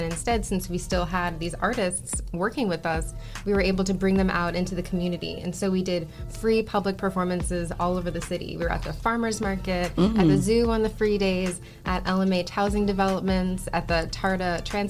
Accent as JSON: {"language": "English", "town": "New York City", "region": "New York", "country": "United States", "tie": "born or raised there", "moved": "as an adult", "lives_now": "Toledo, United States", "said": "I grew up in Brooklyn"}